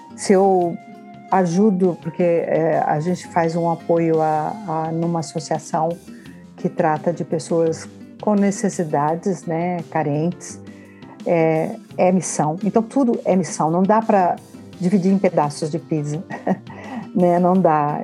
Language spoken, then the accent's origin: Portuguese; Brazil; moved away as an adult; now in Portugal; quando eu saí do Brasil